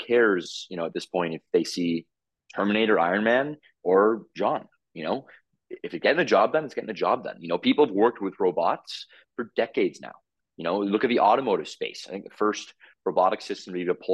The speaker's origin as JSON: {"language": "English", "town": "Toronto", "region": "Ontario", "country": "Canada", "tie": "born or raised there", "moved": "as an adult", "lives_now": "Calgary, Canada", "said": "I'm from Toronto, born and raised."}